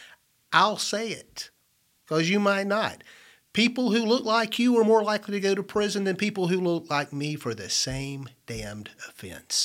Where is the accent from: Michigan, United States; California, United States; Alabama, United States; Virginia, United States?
Alabama, United States; Brookside; I grew up in Brookside, Alabama